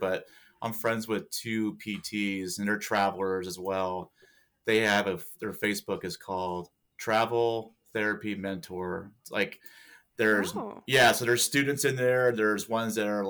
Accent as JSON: {"language": "English", "region": "Pennsylvania", "country": "United States", "tie": "born or raised there", "also_born_or_lived": "Washington State", "moved": "as an adult", "said": "I'm from Pennsylvania"}